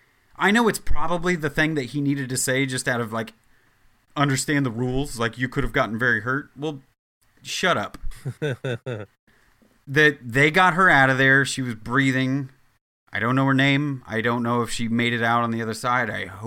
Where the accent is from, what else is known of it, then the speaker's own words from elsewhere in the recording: Midwest, United States; now in New York, United States; I come from the Midwest where you say hello to people and you're not a dickhead on a regular basis.